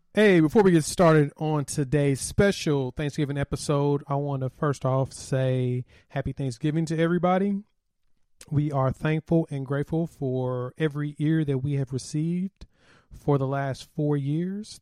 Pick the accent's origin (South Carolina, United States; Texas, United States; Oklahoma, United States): Oklahoma, United States; Tulsa; I was a kid growing up in Tulsa